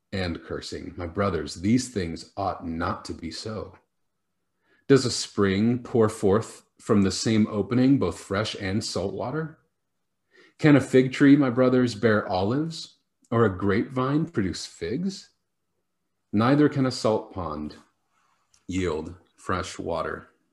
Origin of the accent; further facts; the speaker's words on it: Washington, United States; now in Scotland, United Kingdom; when I was a kid uh, growing up in Washington state